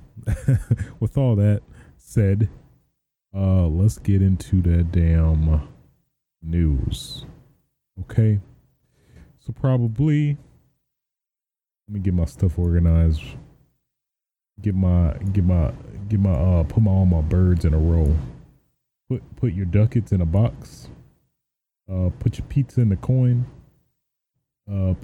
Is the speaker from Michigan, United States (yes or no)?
yes; Michigan, United States; now in Los Angeles, United States; I'm originally from Michigan